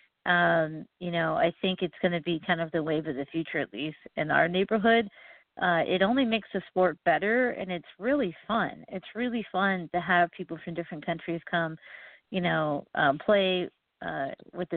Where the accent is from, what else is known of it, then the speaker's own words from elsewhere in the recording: Oregon, United States; I'm from Oregon, and Nike and Adidas is in my backyard